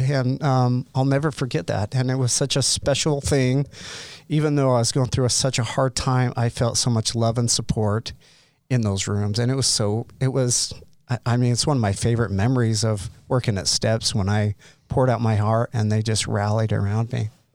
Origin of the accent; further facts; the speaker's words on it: Utah, United States; I grew up in Utah County, so with a family of seven kids